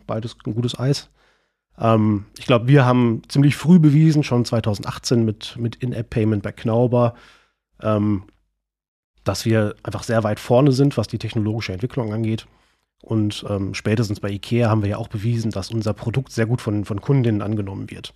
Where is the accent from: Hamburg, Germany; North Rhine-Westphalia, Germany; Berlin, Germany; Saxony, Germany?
North Rhine-Westphalia, Germany; Sauerland; moved away as an adult; now in Bonn, Germany; eigentlich komme ich ursprünglich aus dem Sauerland. Äh, und als ich mit Ende 19, Anfang 20 nach Bonn gegangen bin